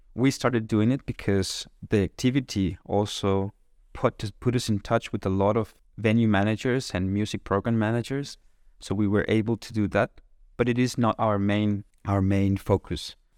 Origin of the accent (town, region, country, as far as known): Monterrey, Nuevo León, Mexico; moved away as an adult; now in Kraków, Poland